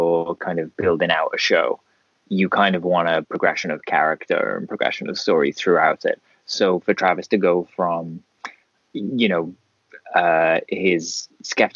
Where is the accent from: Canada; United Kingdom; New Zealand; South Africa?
United Kingdom; as a British person